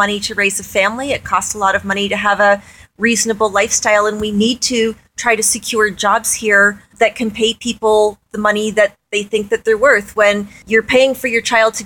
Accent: Kingston, Ontario, Canada; moved away as an adult; now in Peterborough, Canada; I've been in Peterborough for 25 years. I'm from Kingston originally.

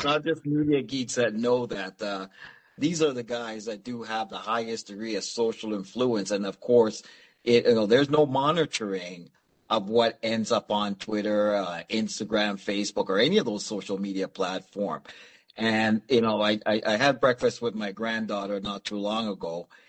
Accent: Canada; It's like, no, we come from varying parts of the world, but we are Canadians.

